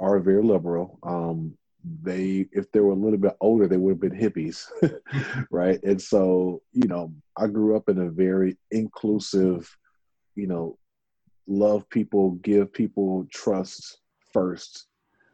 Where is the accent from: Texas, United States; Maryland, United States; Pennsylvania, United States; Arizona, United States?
Texas, United States; Houston; also born or lived in North Louisiana; I was born in a very small town in North Louisiana, but I grew up really here in Houston.